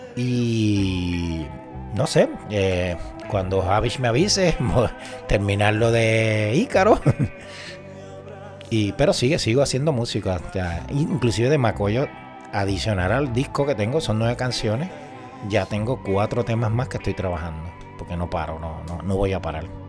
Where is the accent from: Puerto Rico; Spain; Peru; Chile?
Puerto Rico; Moca; mi pueblo natal, que es Princesita Pan de Moca